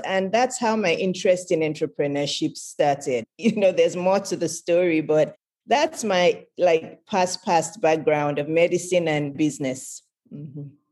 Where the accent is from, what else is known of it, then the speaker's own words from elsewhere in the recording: Lagos, Nigeria; I was born in Lagos, Nigeria, which is in West Africa